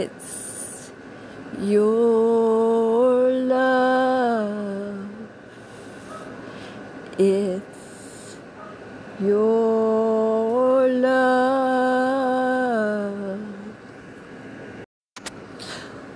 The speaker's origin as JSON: {"language": "English", "area": "Cajun", "region": "Louisiana", "country": "United States", "accent": "Cajun", "said": "my Cajun accent"}